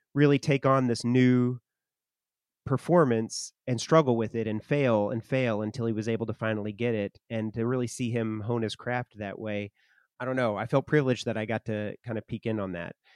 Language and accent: English; Arkansas, United States; my hometown in Arkansas